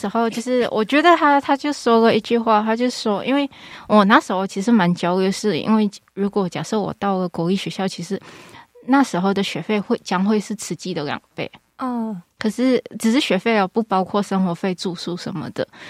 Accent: Malaysia; moved away as an adult; now in Hualien, Taiwan; 我是马来西亚人。

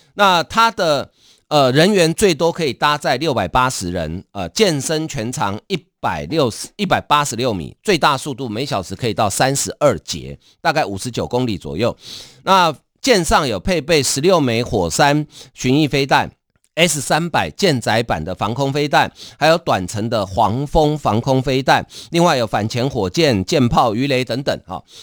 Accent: Taiwan; 我们台湾人对北欧了解真的不多啊

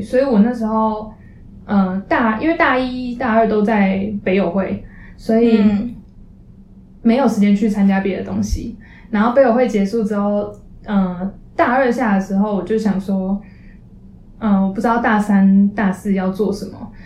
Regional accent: Taipei, Taiwan; moved away as an adult; also born or lived in Chiayi; 因为我们自从台北来的，所以基本上我们在，呃，之前高中在台北的朋友，他们读台北学校的学生

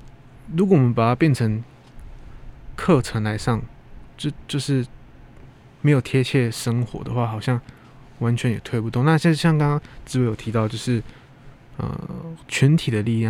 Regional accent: Taiwan; 我们台湾也是算是蛮多族群的一个地方嘛。

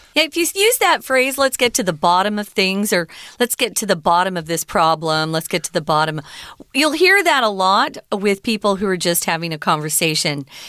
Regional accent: Arizona, United States; moved away as an adult; now in Taiwan; I grew up in Arizona. We have strong sun

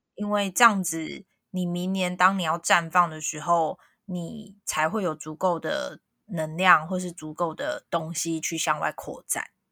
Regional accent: Taiwan; 我们台湾人，就是华人

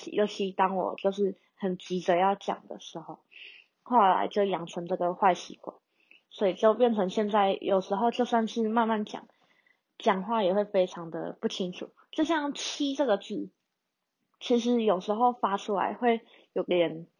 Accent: Taiwan; 香港人也说我是马来西亚人，马来西亚人也问我是不是马来西亚人。啊，就然后台湾人之前也有人问我说，你是不是外籍生？我真的头很痛。我就说，呃，我不是，就是台湾人，只是发音不清楚。

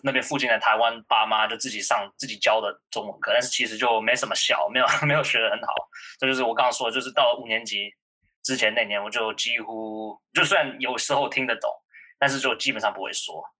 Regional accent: New York, United States; Chinese is a second language; moved away as an adult; also born or lived in Texas; now in Taiwan; 我也是在从小从美国长大的，然后我是我在德州出生的，但是从小就在纽约长大。然后我之前中文完全不会说，但是我五年级就住过台湾一年，然后就变成会说中文了。

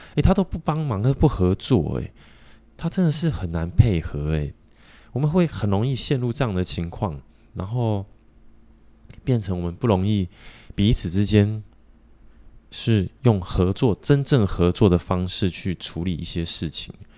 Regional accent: Taiwan; 我们台湾人也是很不团结

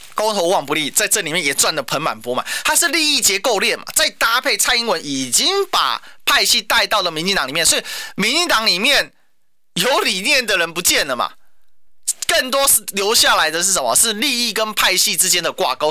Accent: Kaohsiung, Taiwan; 我身为高雄人

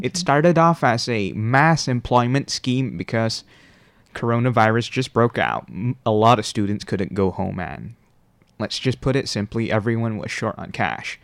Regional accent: Malaysia; now in Taiwan; For my fellow Malaysians, that would be our third year in university

